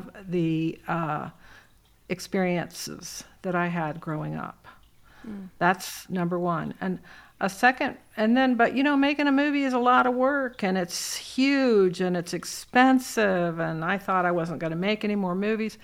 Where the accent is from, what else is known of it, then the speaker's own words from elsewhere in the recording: West Virginia, United States; also born or lived in Midland, Texas / Mississippi; I was born in Midland, Texas. That's the Chihuahuan Desert. And then I moved to Mississippi, very different climate. And then I basically, at the age of 5 and a half, 6 maybe, went to West Virginia, which was where my mother was from